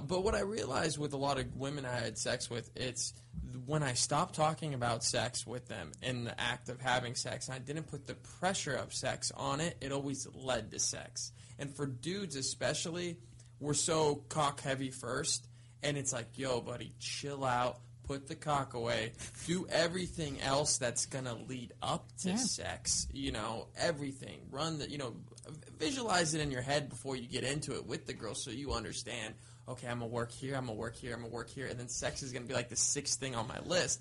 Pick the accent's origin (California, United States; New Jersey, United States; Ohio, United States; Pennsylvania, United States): California, United States; Thousand Oaks; I grew up in Thousand Oaks, which is a, it's a not a super small town, but it's a small, town.